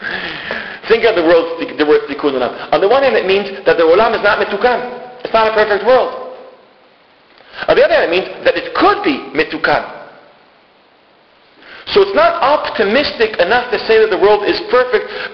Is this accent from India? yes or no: no; Israel; I'm Israeli. And don't let my accent, I fake a good accent.